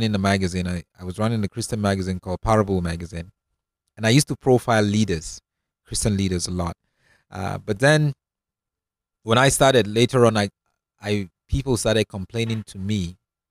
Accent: Northern Nigeria, Nigeria; moved away as an adult; also born or lived in Cape Town, South Africa / Europe; now in Johannesburg, South Africa; I am originally from Nigeria. You know, I was born and grew up in the northern part of Nigeria, and left Nigeria years ago to come down and study in Cape Town.

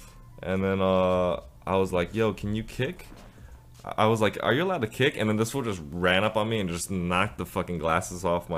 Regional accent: China; born there; also born or lived in Japan / Illinois / California; I was born in China. I lived in Japan for 2 years, so yeah. I speak Japanese decently.

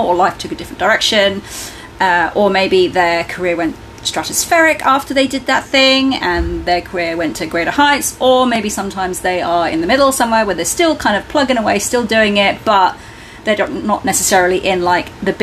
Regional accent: United Kingdom; I am British.

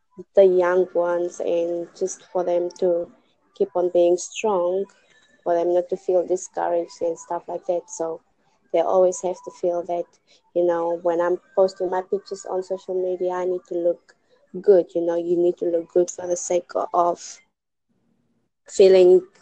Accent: Namibia; I'm from Namibia.

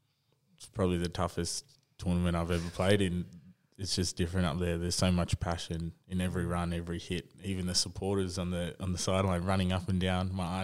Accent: Brisbane, Queensland, Australia; now in Canberra, Australia; Well, I started footy in Brisbane there for the Centenary Panthers. And I started when I was 5 years old.

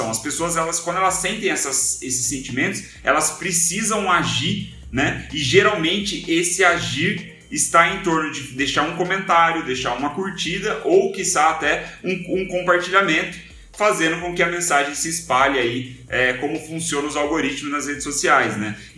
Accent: São José dos Campos, São Paulo, Brazil; eu tô falando de São José dos Campos, que eu sou de São José dos Campos.

